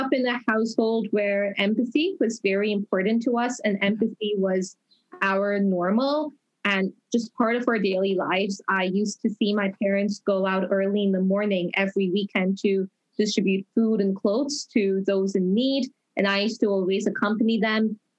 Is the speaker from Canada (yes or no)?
yes; Toronto, Ontario, Canada; I am from Toronto, Canada. I'm also the only Canadian to win the International Children's Peace Prize